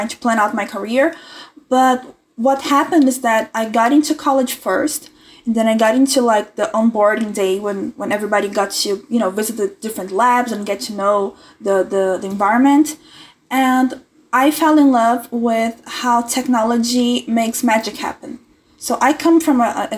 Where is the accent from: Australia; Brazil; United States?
Brazil; I'm 20 years old, I'm from Brazil